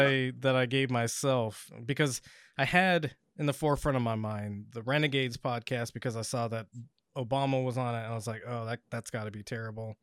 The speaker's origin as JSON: {"language": "English", "region": "Pacific Northwest", "country": "United States", "tie": "born or raised there", "said": "I grew up in the Pacific Northwest"}